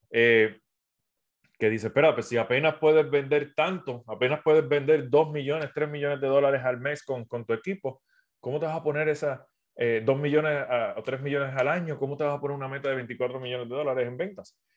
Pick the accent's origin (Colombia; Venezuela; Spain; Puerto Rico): Puerto Rico; also born or lived in South America; soy de Puerto Rico, aunque mi acento no parezca, llevo cuatro, estuve cuatro años viviendo en Sudamérica, viajando por todo Sudamérica